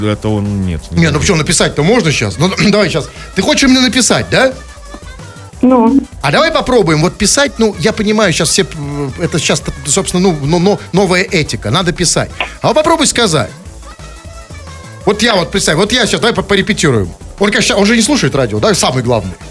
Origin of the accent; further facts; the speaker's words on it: Saint Petersburg, Russia; А мы, как говорят, с Питера